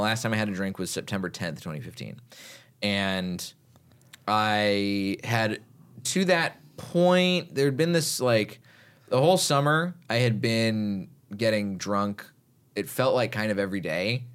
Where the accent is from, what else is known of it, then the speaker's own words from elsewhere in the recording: Texas, United States; growing up in Texas